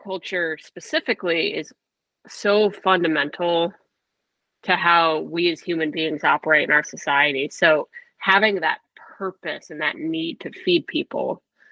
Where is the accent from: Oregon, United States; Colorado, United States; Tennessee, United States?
Colorado, United States; Denver; moved away as an adult; also born or lived in South Texas; now in California, United States; I grew up in Denver, Colorado